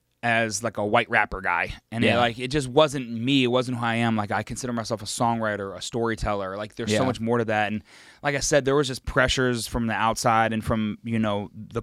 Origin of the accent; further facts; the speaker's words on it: West Virginia, United States; I'm a kid from West Virginia. I need to embrace that. I know that like my hometown was pretty boring